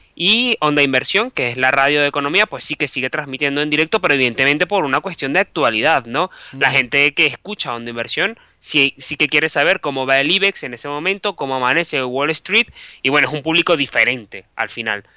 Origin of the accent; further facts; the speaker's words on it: Venezuela; moved away as an adult; also born or lived in Caracas / Bilbao; now in Madrid, Spain; yo soy periodista, soy venezolano